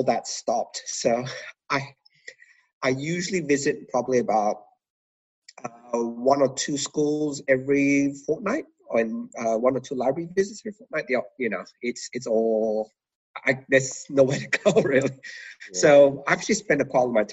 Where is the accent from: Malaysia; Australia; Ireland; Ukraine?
Malaysia; moved away; I was originally from Malaysia